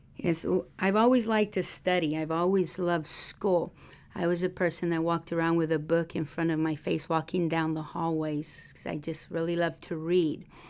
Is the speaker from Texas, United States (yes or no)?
yes; Texas, United States; moved away as an adult; also born or lived in Miami; now in Arkansas, United States; I'm from Texas